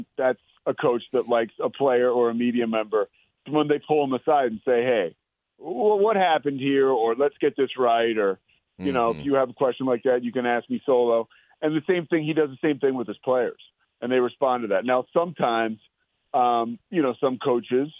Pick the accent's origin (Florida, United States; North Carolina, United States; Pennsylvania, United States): Pennsylvania, United States; Villanova; also born or lived in Richmond, Virginia; now in Waco, United States; I'm a guy from the Northeast. I went to college at the University of Richmond, but I'm a Villanova guy. I grew up in the shadow of the university